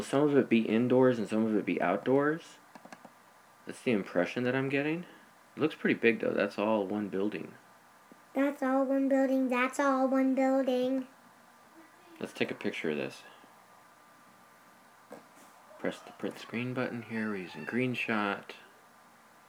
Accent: United States; also born or lived in Colorado / Arizona; I'm from Colorado and Arizona.

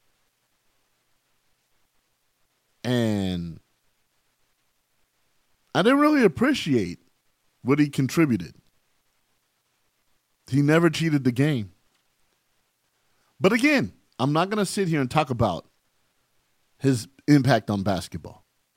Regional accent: San Bernardino, California, United States; We're from San Bernardino here. And the one thing that city taught me was to be tough

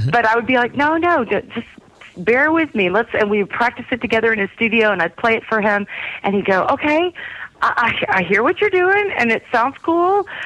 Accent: Texas, United States; I'm from Texas.

